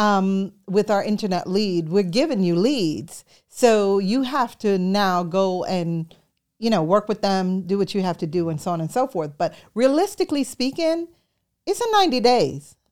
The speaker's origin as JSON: {"language": "English", "town": "New York City", "region": "New York", "country": "United States", "tie": "born or raised there", "also_born_or_lived": "Jamaica", "moved": "as an adult", "said": "I was born in Jamaica, and I grew up in New York City"}